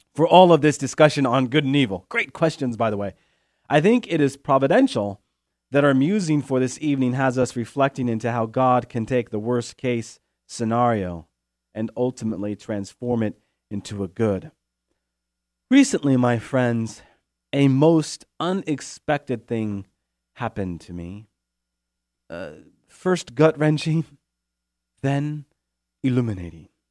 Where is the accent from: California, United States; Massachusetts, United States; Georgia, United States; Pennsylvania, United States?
California, United States; Chico; also born or lived in Steubenville; my hometown here in Chico, California